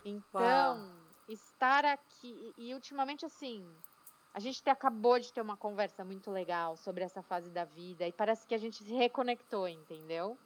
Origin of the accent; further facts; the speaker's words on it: São Paulo, Brazil; moved away as an adult; now in Atlanta, United States; Eu sou paulistana da Gema, com muito orgulho, de Pinheiros, em São Paulo.